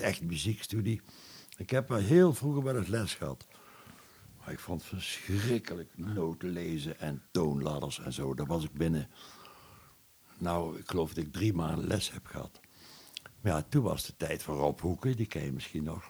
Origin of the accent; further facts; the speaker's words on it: Boekel, North Brabant, Netherlands; ik ben een Brabander van huis uit. ik ben eh, geboren in Boekel